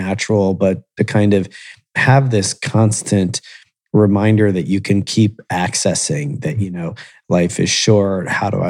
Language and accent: English; Columbus, Ohio, United States; also born or lived in Miami, Florida, United States; I've lived in Columbus most of my life.